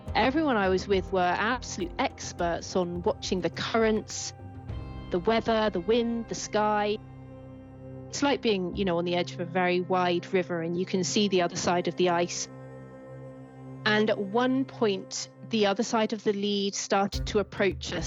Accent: Jersey; also born or lived in Wales; now in United Kingdom; I grew up with the sea all around. I was an island child. I was born in Wales, and then um, when I was six or seven, we moved to Jersey, which is a little island in the Channel Islands.

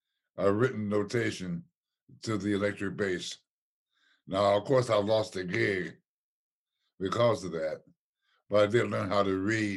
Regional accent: Ohio, United States; moved away; I came from Ohio

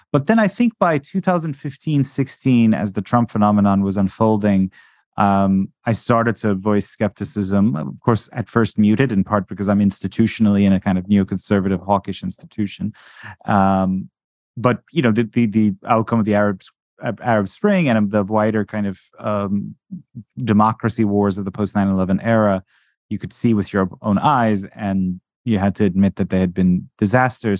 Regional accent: Iran; moved away; I was born in Iran

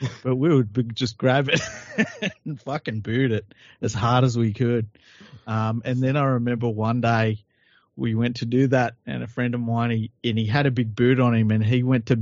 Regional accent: Sydney, New South Wales, Australia; I'm not even from Penrith, right? I'm from now Druitt

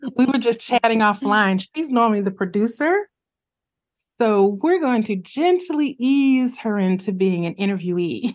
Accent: Midwest, United States; I'm a Midwesterner

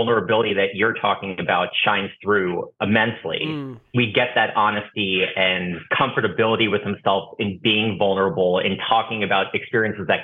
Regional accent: New Jersey, United States; we're both from New Jersey

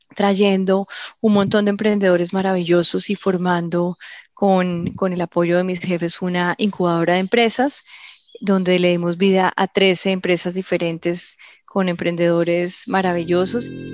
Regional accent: Colombia; moved away as an adult; also born or lived in London, United Kingdom; cuando me fui de Colombia pensé que los colombianos estábamos todos locos

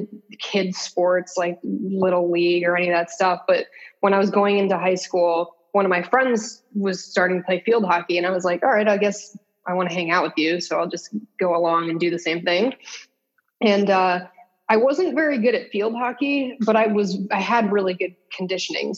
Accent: West Hartford, Connecticut, United States; I grew up in West Hartford, Connecticut

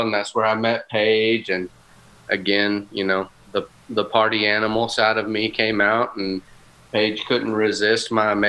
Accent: Glencoe, Alabama, United States; also born or lived in Frankfurt, Germany / El Paso, Texas; And then I moved to the small town of Glencoe, Alabama, which is also in Northeast Alabama, where my parents are originally from.

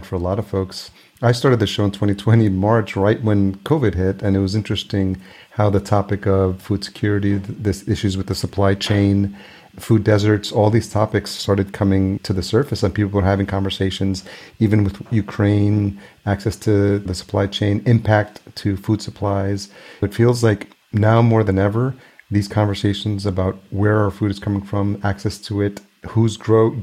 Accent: El Salvador; moved away; I was born in El Salvador

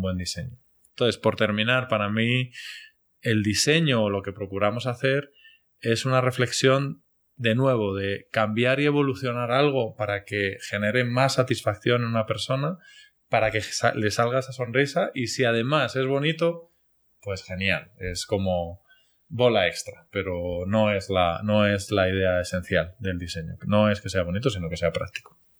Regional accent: Spain; moved away as an adult; also born or lived in Medellín, Colombia; now in Colombia; como decimos españoles

